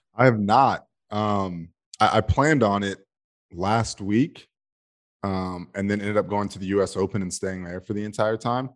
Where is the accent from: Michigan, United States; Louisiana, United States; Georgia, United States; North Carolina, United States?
Georgia, United States; born and raised in Georgia